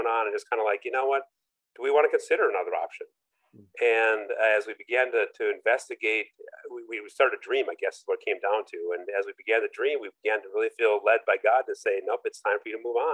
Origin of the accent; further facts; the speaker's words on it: Minneapolis, Minnesota, United States; also born or lived in Orlando, Florida; now in Lafayette, United States; I grew up in Minneapolis, St. Paul, you know, large city